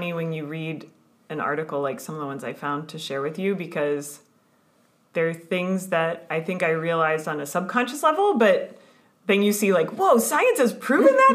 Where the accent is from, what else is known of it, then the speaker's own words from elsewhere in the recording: United States; moved away as an adult; in the US, in my home country